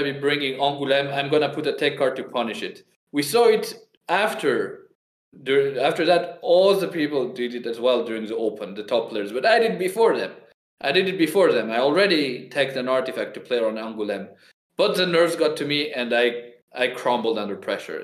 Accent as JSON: {"language": "English", "country": "Georgia", "said": "I am from Georgia, the little country"}